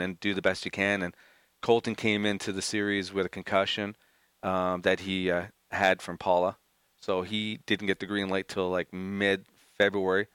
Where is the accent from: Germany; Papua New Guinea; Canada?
Canada; Montreal, Quebec; I'm from Montreal